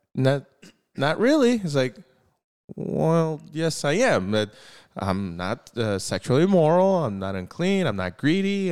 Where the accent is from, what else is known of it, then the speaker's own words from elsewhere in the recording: United States; we're American